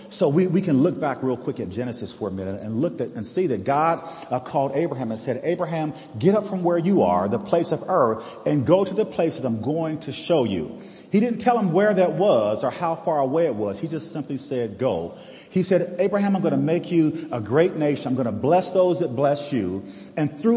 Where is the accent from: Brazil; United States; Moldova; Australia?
United States; We live in a great place here in America. I love this country. I served in the forces which guard our country